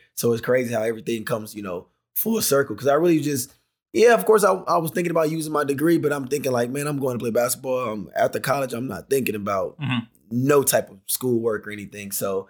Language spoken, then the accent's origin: English; Decatur, Georgia, United States; Yep, Atlanta, Georgia. Yep, Decatur, Georgia.